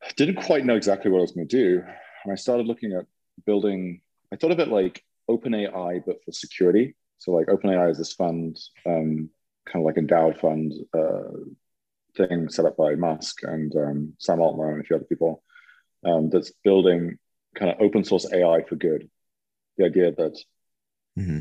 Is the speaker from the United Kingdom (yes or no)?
yes; England, United Kingdom; moved away as an adult; also born or lived in San Francisco; now in Lisbon, Portugal; I am originally from England and lived in the UK until um, 1997